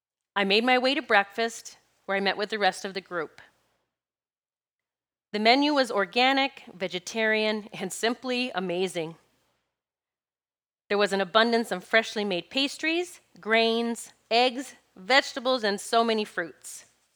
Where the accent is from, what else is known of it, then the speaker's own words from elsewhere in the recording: Pennsylvania, United States; I'm from Pennsylvania.